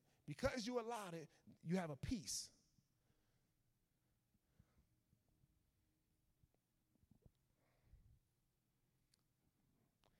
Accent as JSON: {"language": "English", "town": "Chicago", "region": "Illinois", "country": "United States", "said": "I was from Chicago"}